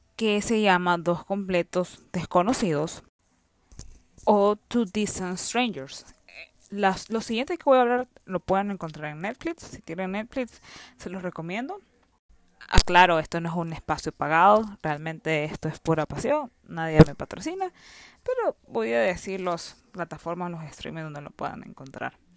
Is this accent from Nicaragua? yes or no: yes; Nicaragua; soy de Nicaragua